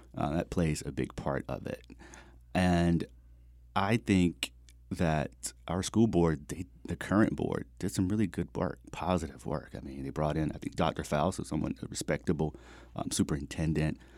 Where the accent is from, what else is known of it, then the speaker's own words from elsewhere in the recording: New Hanover County, North Carolina, United States; I grew up in Hanover County, born and raised